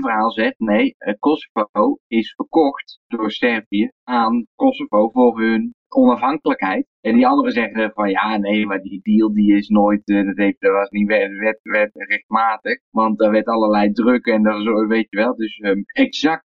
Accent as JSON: {"language": "Dutch", "country": "Netherlands", "moved": "yes", "lives_now": "Serbia", "said": "wij als Nederlander"}